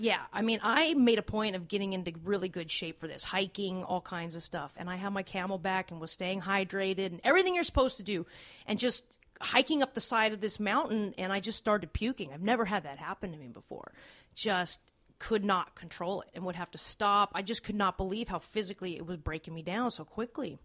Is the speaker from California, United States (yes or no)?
yes; Los Angeles, California, United States; I'm from Los Angeles. Uh, it's seventy degrees all the time